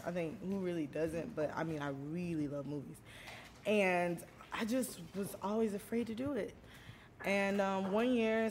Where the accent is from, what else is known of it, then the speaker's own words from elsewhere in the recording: St. Petersburg, Florida, United States; moved away; I'm from Florida